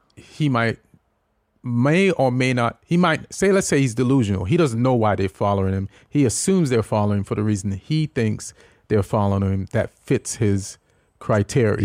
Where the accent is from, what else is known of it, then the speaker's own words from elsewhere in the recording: Jamaica; also born or lived in England / New York; now in United States; when I was growing up in Jamaica